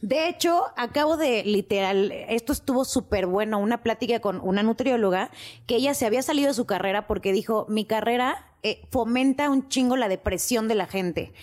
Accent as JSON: {"language": "Spanish", "region": "Mexico City", "country": "Mexico", "tie": "born or raised there", "said": "yo sí nací en la Ciudad de México"}